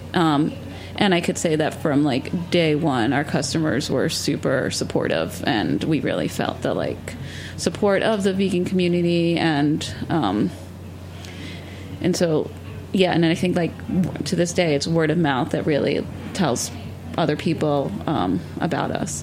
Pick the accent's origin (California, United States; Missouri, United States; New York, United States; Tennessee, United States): New York, United States; New York City; growing up in New York City